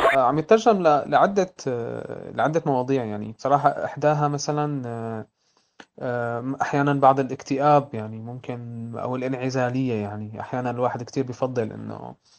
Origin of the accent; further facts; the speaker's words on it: Syria; أنا كسوري